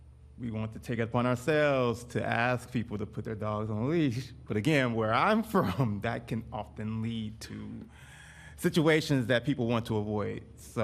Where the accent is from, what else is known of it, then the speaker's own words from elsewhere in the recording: Detroit, Michigan, United States; moved away; I'm also originally from Detroit, Michigan.